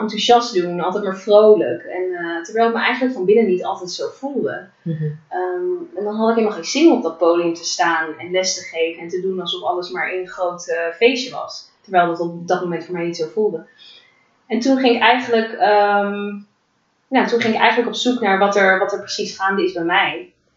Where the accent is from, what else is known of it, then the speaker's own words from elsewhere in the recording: The Hague, South Holland, Netherlands; En ik ben eh, geboren en getogen in Den Haag